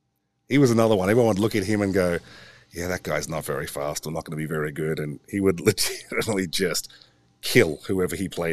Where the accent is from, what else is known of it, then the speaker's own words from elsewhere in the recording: Australia; also born or lived in England; Well, I was a rugby player and my dad was in the Australian Navy and we got posted to England.